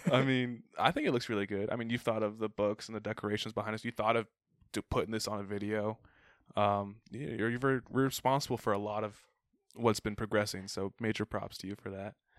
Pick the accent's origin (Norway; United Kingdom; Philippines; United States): United States; Arizona; I grew up in Arizona